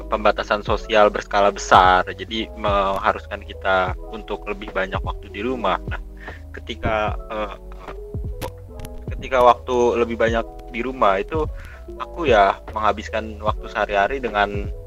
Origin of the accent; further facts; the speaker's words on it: Jakarta, Indonesia; asalku dari Jakarta